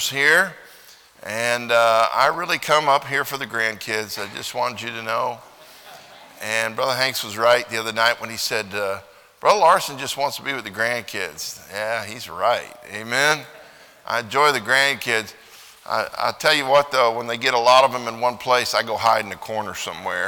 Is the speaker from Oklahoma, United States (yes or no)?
yes; Oklahoma, United States; I'm from Oklahoma